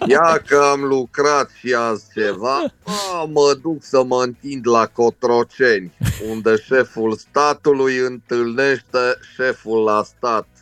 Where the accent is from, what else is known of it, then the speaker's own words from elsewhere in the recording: Caracal, Olt County, Romania; Caracalului, de unde sunt eu